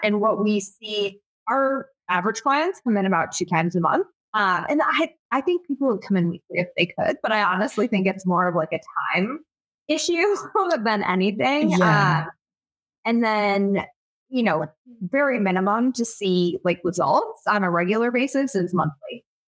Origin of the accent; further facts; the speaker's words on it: Michigan, United States; I was born and raised in Michigan. Um, and, you know, it's, I'm um, definitely a Midwesterner at heart